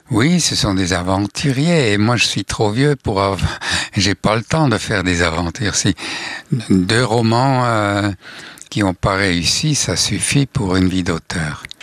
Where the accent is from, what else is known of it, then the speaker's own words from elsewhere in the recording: Switzerland; accent: Swiss German; first language Swiss German; French is a second language; j'écris les, euh, chansons en suisse alémanique. Ça, c'est ma langue maternelle